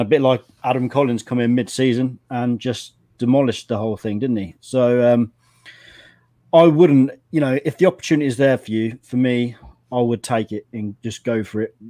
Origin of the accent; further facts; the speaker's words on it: England, United Kingdom; as an Englishman